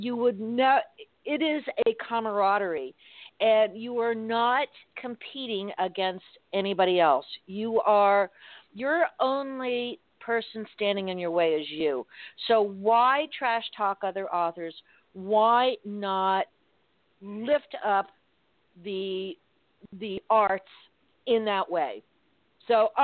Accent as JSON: {"language": "English", "town": "Miami", "region": "Florida", "country": "United States", "tie": "born or raised there", "said": "growing up in Miami"}